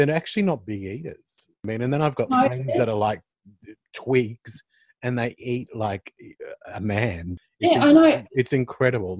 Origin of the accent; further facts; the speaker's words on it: Brisbane, Queensland, Australia; I'm from Brisbane